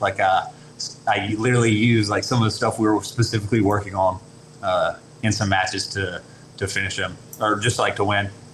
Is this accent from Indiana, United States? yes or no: no; LaFayette, Georgia, United States; also born or lived in Chattanooga, Tennessee; now in Cartersville, United States; I grew up in Lafayette, Georgia